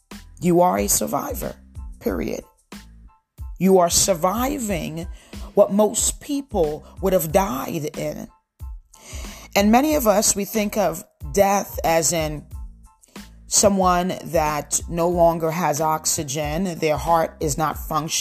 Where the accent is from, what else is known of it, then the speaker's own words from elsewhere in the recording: Lakewood, New Jersey, United States; moved away; my hometown, which is Lakewood, New Jersey